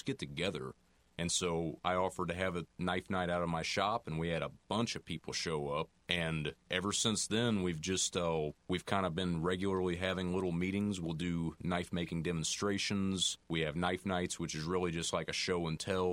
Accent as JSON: {"language": "English", "region": "Missouri", "country": "United States", "also_born_or_lived": "Louisiana", "moved": "yes", "said": "I'm originally from Missouri"}